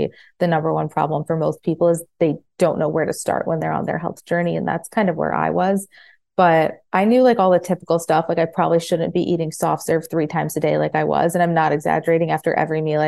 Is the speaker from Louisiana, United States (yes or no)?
no; Farmington, Michigan, United States; moved away as an adult; also born or lived in New Jersey; now in Florida, United States; I grew up in Michigan in like right outside Detroit in Farmington, and grew up there. I was born in New Jersey, was raised in Michigan